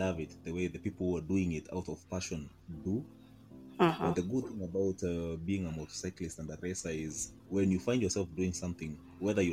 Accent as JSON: {"language": "English", "country": "Kenya", "said": "I am a Kenyan lawyer, advocate of the High Court of Kenya, and a Kenyan biker"}